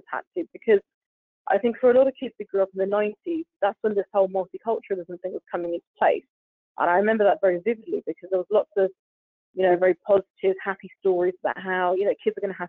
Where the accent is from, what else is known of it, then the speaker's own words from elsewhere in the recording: United Kingdom; being British Asian and things like